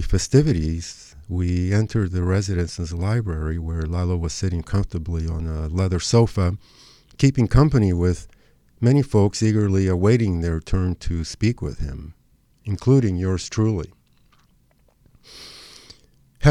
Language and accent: English; Argentina; now in Los Angeles, United States; whose childhood was spent growing up in Argentina